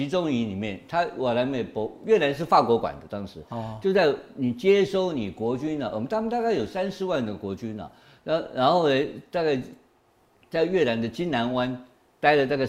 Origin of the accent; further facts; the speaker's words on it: Gangshan, Kaohsiung, Taiwan; 我呃高雄冈山生的啦，我算高雄。